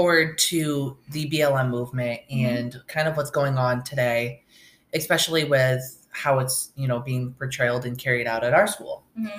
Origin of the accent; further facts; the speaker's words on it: upstate New York, United States; now in Oswego, United States; I grew up in upstate New York in a really small town on the Canadian border, stuffed between the Mohawk Reservation and the border.